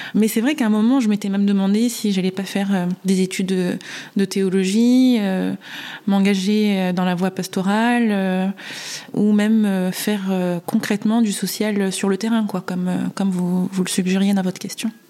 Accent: Réunion; j'ai grandi à La Réunion

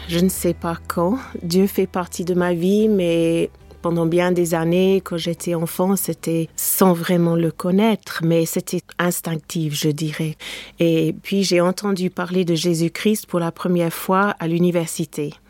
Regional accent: England, United Kingdom; French is a second language; now in France; mon pays natal, l'Angleterre

